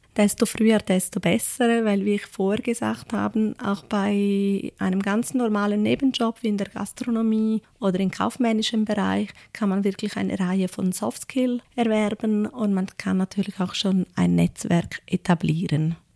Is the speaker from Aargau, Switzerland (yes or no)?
no; Ticino, Switzerland; moved away as an adult; also born or lived in Zurich; ich bin im Tessin aufgewachsen